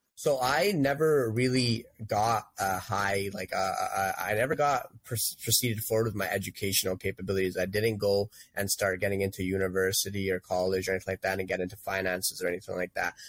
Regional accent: Toronto, Ontario, Canada; I grew up in Etobicoke

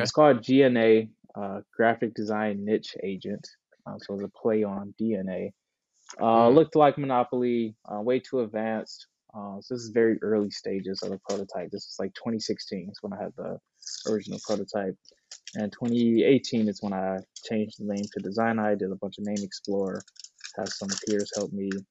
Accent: Detroit, Michigan, United States; I was born and raised in Detroit, the east side of Detroit, graduated from Detroit Public Schools

